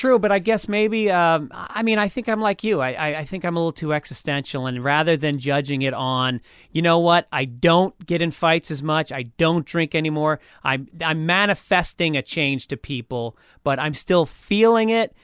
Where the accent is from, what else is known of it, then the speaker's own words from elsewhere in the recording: New York, United States; moved away; as a New Yorker